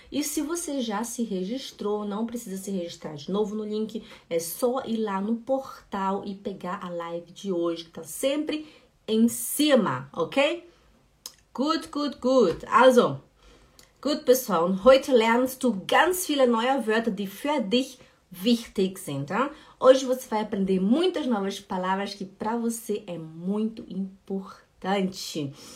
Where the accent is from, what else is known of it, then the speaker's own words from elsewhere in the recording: Belém, Pará, Brazil; now in Switzerland; eu sou de Belém do Pará e a gente fala muito esse